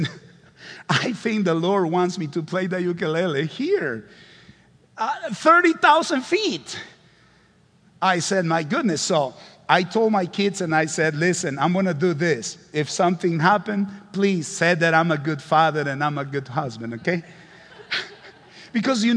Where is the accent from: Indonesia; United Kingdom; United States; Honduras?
Honduras; English is a second language